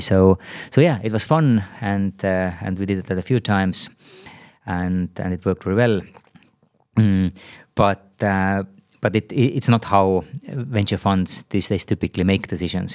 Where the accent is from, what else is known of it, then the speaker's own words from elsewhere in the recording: Tartu, Tartu County, Estonia; also born or lived in San Francisco Bay Area; now in Tallinn, Estonia; I'm originally from Tartu